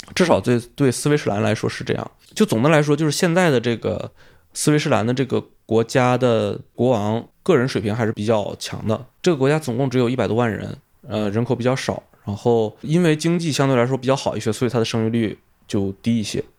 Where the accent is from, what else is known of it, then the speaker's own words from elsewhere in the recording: China; moved away as an adult; also born or lived in Africa; 首先我是一个中国人，我这辈子不太可能移民